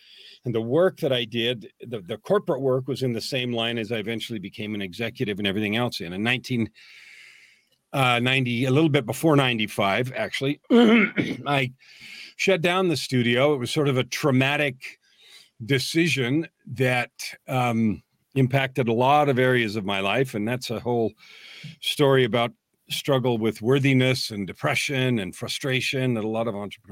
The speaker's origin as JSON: {"language": "English", "area": "San Francisco Bay Area", "region": "California", "country": "United States", "tie": "born or raised there", "said": "I grew up in the San Francisco Bay Area"}